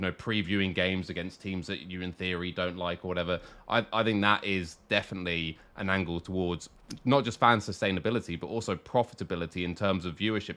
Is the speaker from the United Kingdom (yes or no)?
yes; England, United Kingdom; as a British person, as an English person